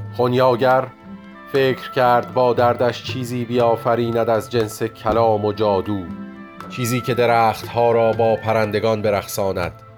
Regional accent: Tehran, Tehran Province, Iran; من در سال 1360 در تهران به دنیا اومدم

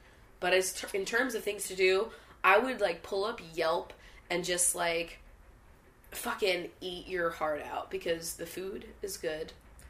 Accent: Texas, United States; I'm from Texas, and my family is not necessarily conservative, but they are very anti-LGBTQ+, and hold some racist beliefs.

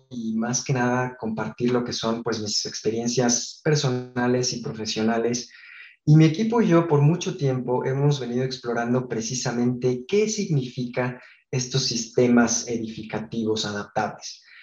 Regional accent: Guadalajara, Jalisco, Mexico; born there; Nací en, en Guadalajara, en México, pero me he cambiado cerca de 12 veces de, ciudad y, de escuela, 25 de casa

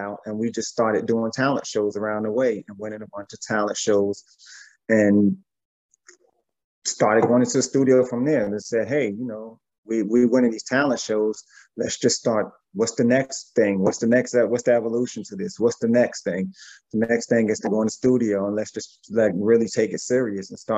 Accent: East Orange, New Jersey, United States; we're all from East Orange, Jersey, even at Tretch

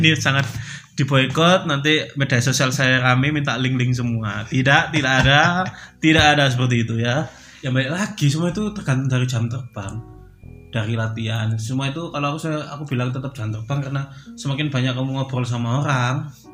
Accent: Surabaya, East Java, Indonesia; aku kan dari Surabaya

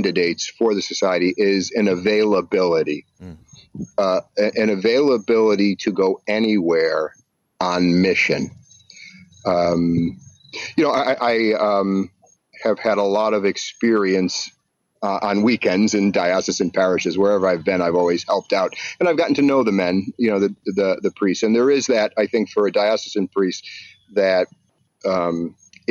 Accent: Buffalo, New York, United States; I grew up in Buffalo, New York

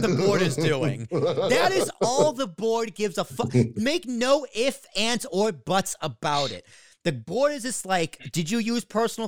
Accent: Boston, Massachusetts, United States; It's my hometown

